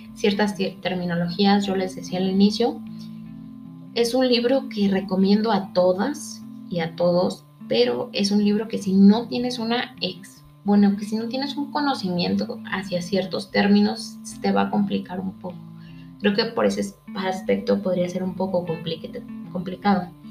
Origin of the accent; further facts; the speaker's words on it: Mexico; nosotros como mexicanos